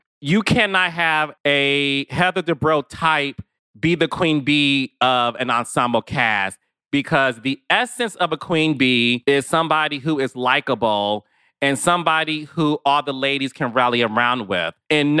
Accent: New Jersey, United States; We're both from New Jersey, East Coast.

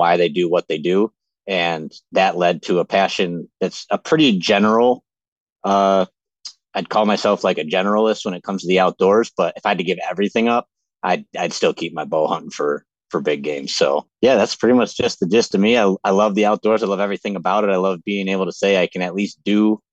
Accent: Western New York, United States; I'm from Western New York, kind of a little bit more north of where you were originally from, Jake, as you know, but just your typical guy that just grew up in a hunting family.

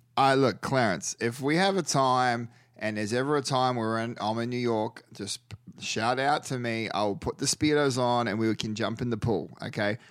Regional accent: New Zealand; first language English; moved away

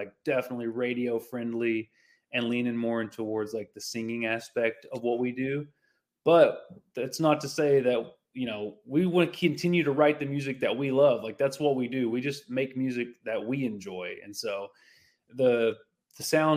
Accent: the South, United States; Growing up in the South, there's like tons of country and Christian influence.

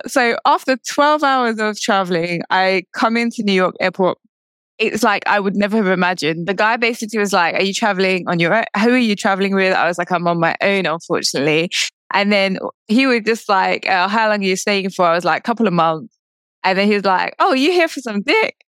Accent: United Kingdom; I'm British. I was born in the UK, but I'm also Indian

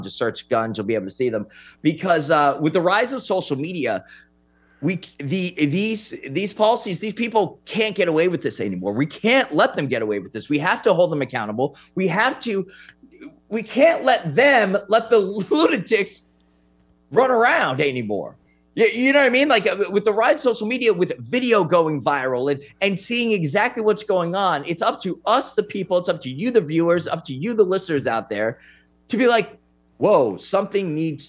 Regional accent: New York City, New York, United States; I'm from New York City

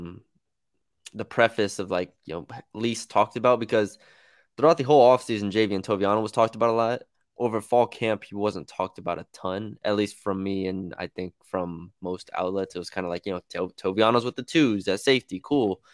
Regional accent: San Antonio, Texas, United States; I'm from San Antonio, Texas

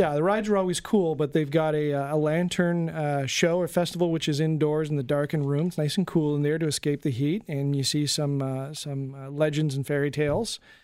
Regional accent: Canada; as a Canadian

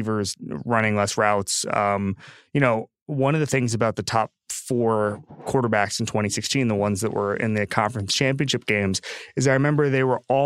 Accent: Orlando, Florida, United States; I'm from Orlando

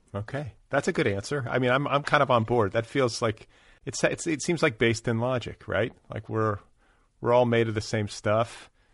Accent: Milwaukee, Wisconsin, United States; also born or lived in Indiana; now in Los Angeles, United States; I was born in Milwaukee

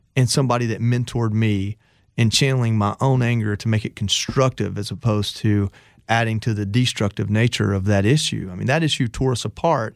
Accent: Georgia, United States; I come from Georgia

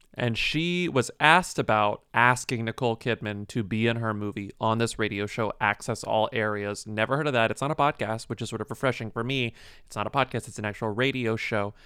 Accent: Texas, United States; I'm from Texas.

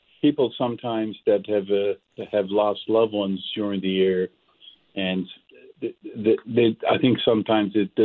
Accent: Cape Breton Island, Nova Scotia, Canada; growing up in Cape Breton Island

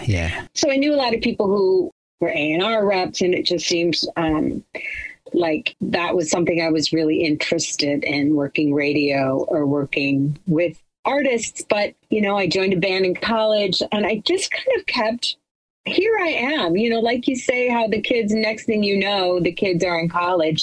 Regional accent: Chicago, Illinois, United States; I'm from Chicago

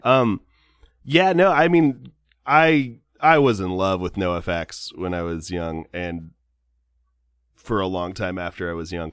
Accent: Southern California, United States; I'm from Southern California

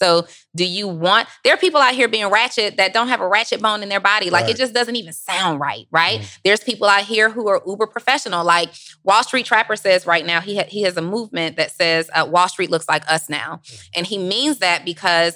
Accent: College Park, Georgia, United States; also born or lived in New Orleans, Louisiana; I'm from New Orleans and raised in College Park, Georgia

